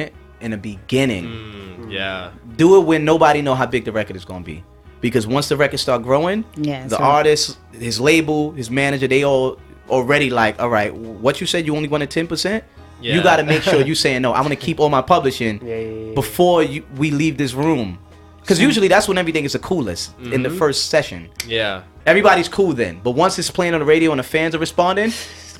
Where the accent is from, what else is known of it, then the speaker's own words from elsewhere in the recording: New York, United States; I'm from New York